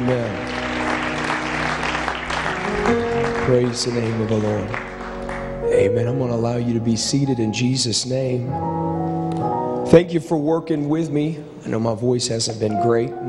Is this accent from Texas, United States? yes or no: no; Ohio, United States; I grew up in Ohio